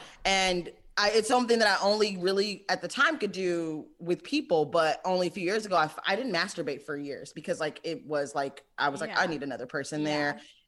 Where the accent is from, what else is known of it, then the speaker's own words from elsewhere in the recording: Michigan, United States; moved away; also born or lived in Brooklyn; I'm from Michigan